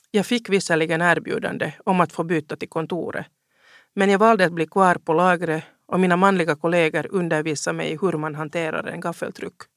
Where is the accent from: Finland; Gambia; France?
Finland; Helsinki, Uusimaa; also born or lived in Ostrobothnia; Jag är uppvuxen i Helsingfors.